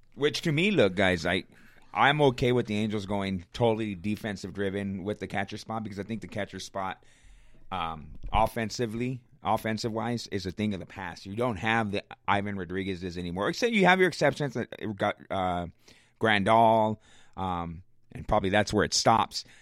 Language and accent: English; Riverside, California, United States; I'm from Riverside, born and raised